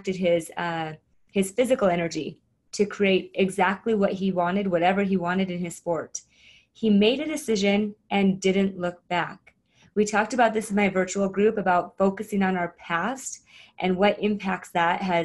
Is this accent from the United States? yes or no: yes; Arizona, United States; I grew up in Arizona